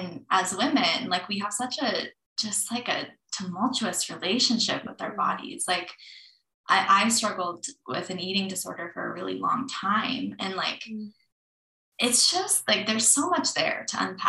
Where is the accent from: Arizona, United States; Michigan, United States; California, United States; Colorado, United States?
Colorado, United States; Growing up in Colorado